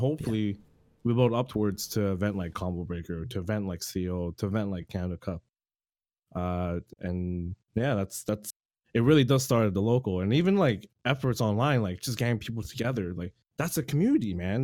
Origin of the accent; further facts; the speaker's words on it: Toronto, Ontario, Canada; I'm from Toronto, Canada